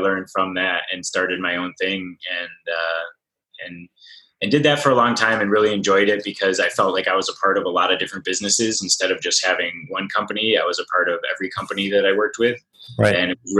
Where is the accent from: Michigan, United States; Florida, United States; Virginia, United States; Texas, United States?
Michigan, United States; moved away as an adult; now in San Diego, United States; I'm actually originally from Michigan, and I lived there for about 20 years. Grew up working for my dad's IT consulting company